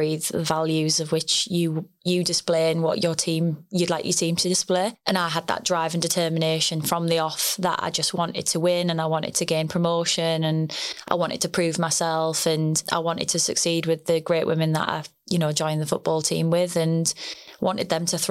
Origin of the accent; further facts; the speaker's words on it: the Northeast, North East England, United Kingdom; moved away as an adult; also born or lived in Loughborough / the Midlands; I am originally from the Northeast.